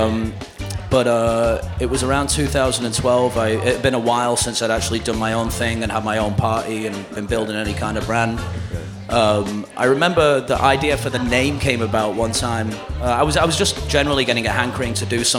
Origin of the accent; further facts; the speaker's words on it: just outside of Manchester, North West England, United Kingdom; now in New York, United States; I grew up just outside of Manchester